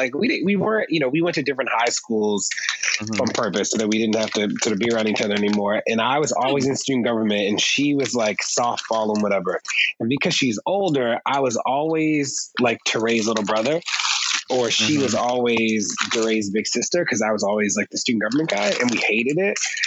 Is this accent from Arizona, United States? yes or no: no; Baltimore, Maryland, United States; we grew up in Baltimore